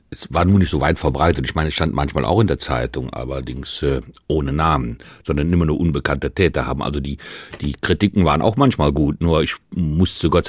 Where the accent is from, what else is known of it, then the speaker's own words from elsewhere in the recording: Bonn, North Rhine-Westphalia, Germany; now in Hesse, Germany; Aus dem Rheinland, ja.